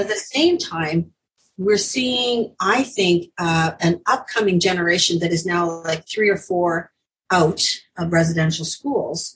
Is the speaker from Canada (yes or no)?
yes; Ontario, Canada; I'm from Ontario